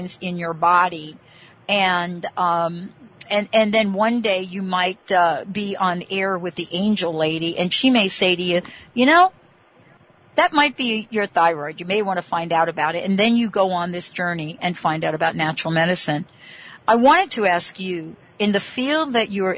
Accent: East Coast, United States; I'm from the East Coast

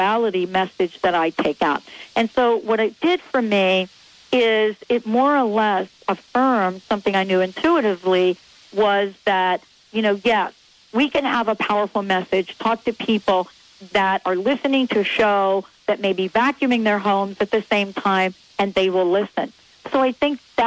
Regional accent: New York City, New York, United States; moved away; I'm a girl from New York. I never thought I'd get out of the Bronx

